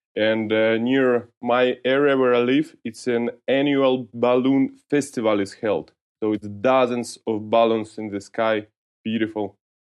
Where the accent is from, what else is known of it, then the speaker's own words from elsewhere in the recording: Georgiyevsk, Stavropol Krai, Russia; English is a second language; I was born in, in North Caucasus in different city, Georgijsk